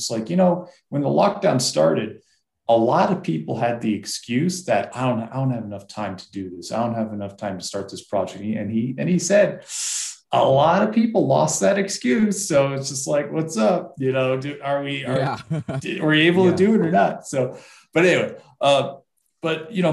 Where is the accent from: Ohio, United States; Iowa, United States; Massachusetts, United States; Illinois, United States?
Massachusetts, United States; I grew up in Massachusetts